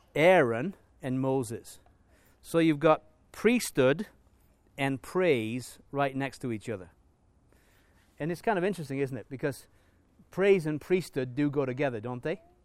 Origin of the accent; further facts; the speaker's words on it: England, United Kingdom; moved away; as an Englishman, if I go back to England